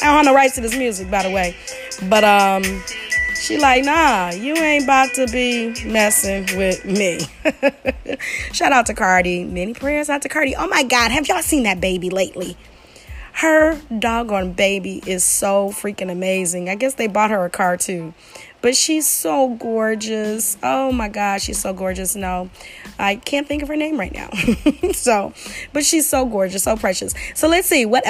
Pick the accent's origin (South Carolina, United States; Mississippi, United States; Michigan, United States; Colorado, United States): Michigan, United States; Detroit; I am from the Detroit area, I am a Detroit girl, 313 girl